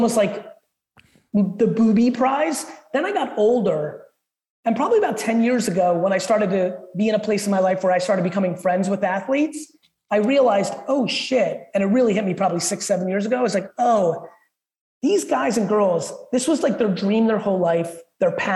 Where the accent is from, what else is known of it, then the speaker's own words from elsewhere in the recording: Edison, New Jersey, United States; English is a second language; also born or lived in Soviet Union; I moved to Edison, New Jersey.